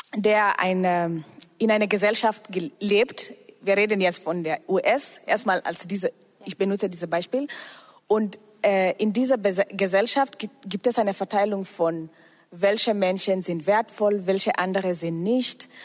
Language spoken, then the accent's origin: German; Kenya; now in Germany; Ich komme aus Kenia und ähm, ich bin auch fast seit zehn Jahren in Deutschland.